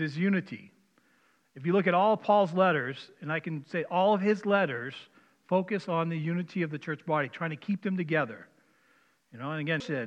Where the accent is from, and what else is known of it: Maine, United States; born or raised there; accent: Maine; moved away as an adult; now in Minnesota, United States